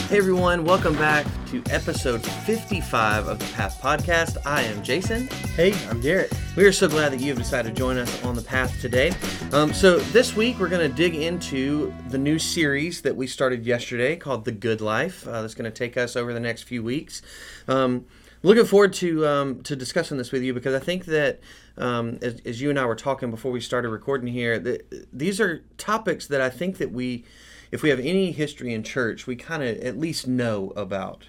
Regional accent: United States

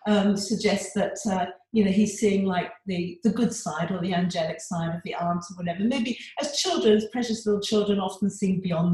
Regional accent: England, United Kingdom; now in Australia; although I live in Australia now, I was born and brought up in England

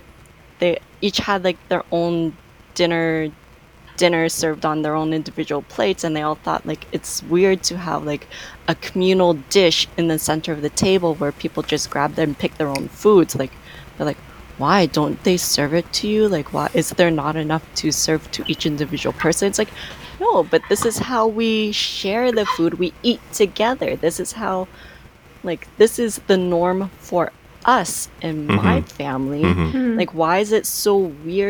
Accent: Canada; as an Asian family growing up in Canada

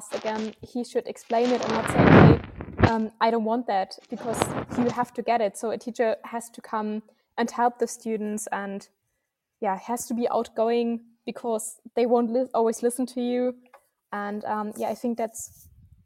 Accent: Germany; so we are from Germany

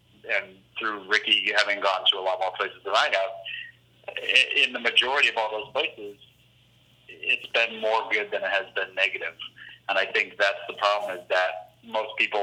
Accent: St. Louis, Missouri, United States; I was raised in St. Louis, Missouri

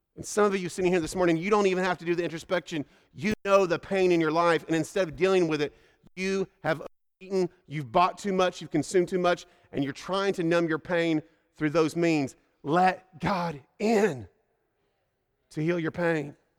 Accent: Indiana, United States; moved away; I grew up in Indiana, and that's a steak and potato place

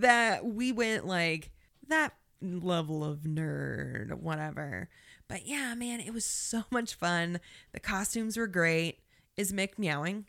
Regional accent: Indiana, United States; We are from Indiana

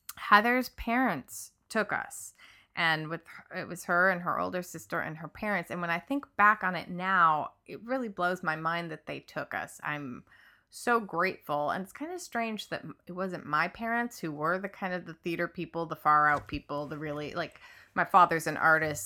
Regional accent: Midwest, United States; moved away as an adult; now in Los Angeles, United States; I grew up in the Midwest

